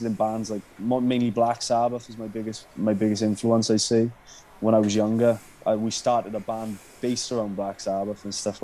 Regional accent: Oakdale, Wales, United Kingdom; I'm from Oakdale

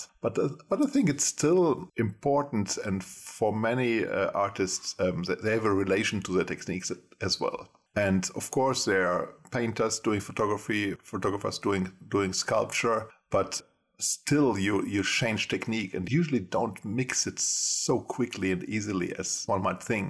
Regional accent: Germany; moved away as an adult; now in Gothenburg, Sweden; I was born in Germany a long time ago and I studied photography in Germany first. Then I came to Sweden as an exchange student, 25 years ago.

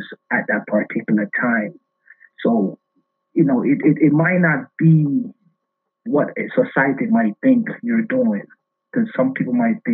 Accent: Jamaica; moved away as an adult; also born or lived in Oklahoma; now in New York City, United States; I was born and raised in Jamaica

